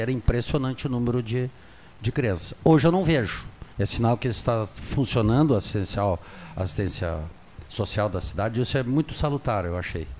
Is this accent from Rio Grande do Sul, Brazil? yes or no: yes; Pelotas, Rio Grande do Sul, Brazil; moved away as an adult; quando eu saí de Pelotas há 40 anos atrás, eu trabalhava durante a madrugada ali numa loja de conveniência que nós tínhamos